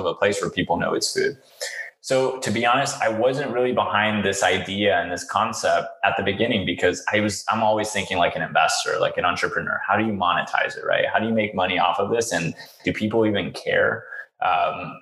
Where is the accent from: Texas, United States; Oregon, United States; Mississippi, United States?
Texas, United States; Houston; I grew up in Houston, Texas